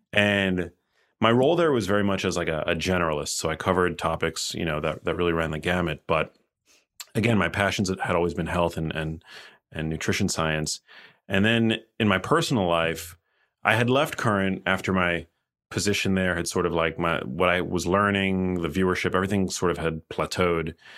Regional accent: New York City, New York, United States; moved away as an adult; also born or lived in Miami; I'm from New York City

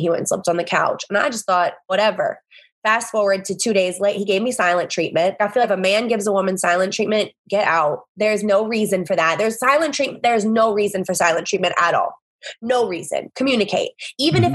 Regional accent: the South, United States; now in New Orleans, United States; I'm from the South

